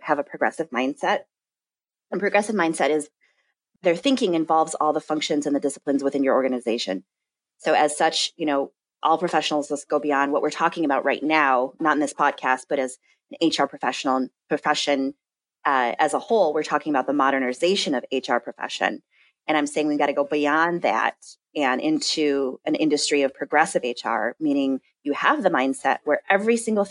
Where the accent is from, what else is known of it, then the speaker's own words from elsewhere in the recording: Madison, Wisconsin, United States; Where I'm from in Madison